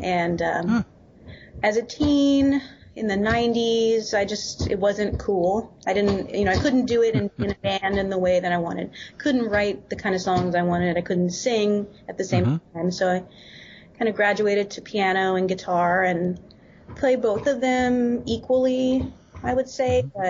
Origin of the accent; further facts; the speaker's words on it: Oklahoma, United States; born there; So I am from Oklahoma.